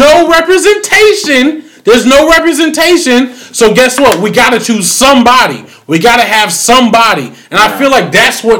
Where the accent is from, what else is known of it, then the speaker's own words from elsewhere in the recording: Massachusetts, United States; I was raised in Massachusetts